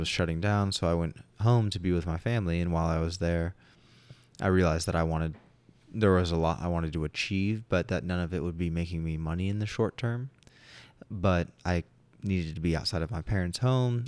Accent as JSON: {"language": "English", "town": "Long Beach", "region": "California", "country": "United States", "tie": "born or raised there", "said": "I grew up in Southern California. I was a absolute beach baby"}